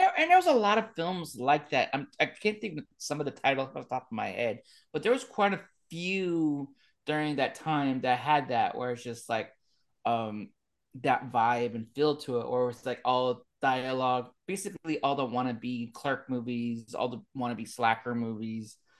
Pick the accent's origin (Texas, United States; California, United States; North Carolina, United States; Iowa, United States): California, United States; Bay Area; I grew up in the Bay Area